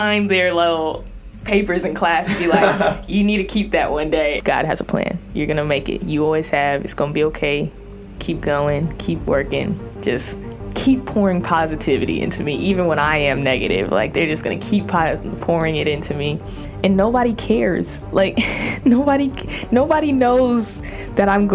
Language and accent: English; Cypress, California, United States; I grew up in Orange County, but, you know, a lot of my family and went to church in LA, and so I gotta claim Orange County because I'm from 714 area, Cypress